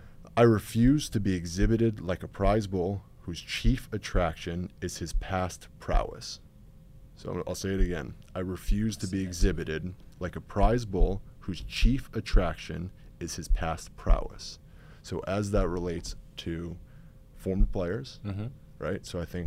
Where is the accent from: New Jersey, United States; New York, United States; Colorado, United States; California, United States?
New York, United States; So I grew up in Westchester, New York, so suburbs in New York City. It's not really like football country.